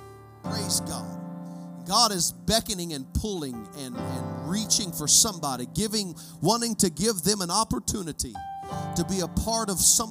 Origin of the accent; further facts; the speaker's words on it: United States; I'm an American